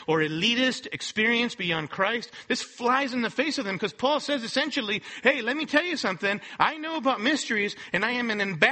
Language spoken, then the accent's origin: English; Mexico; now in Los Angeles, United States; I'm a Mexican national born in Mexico